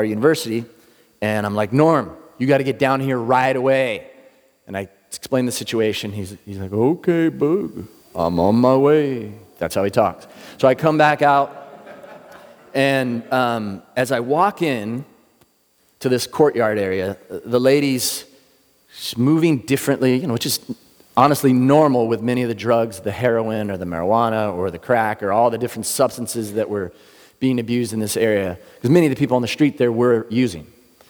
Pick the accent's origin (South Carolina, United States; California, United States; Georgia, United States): California, United States; Ocean Beach; I'm actually from Ocean Beach. I lived there for a lot of years. We moved around a lot, but that's kind of what I consider home.